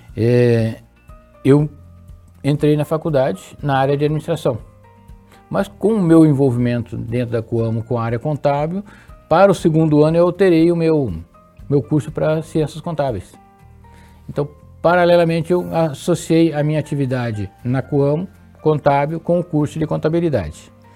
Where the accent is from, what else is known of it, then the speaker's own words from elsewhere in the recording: Londrina region, Paraná, Brazil; also born or lived in Santa Fé, Paraná; Eu sou natural de Santa Fé, no Paraná, uma região próxima a Maringá. Ali. Mas consta nos autos que dois meses após o meu nascimento, a minha família se mudou dessa cidade e fomos para a região de Londrina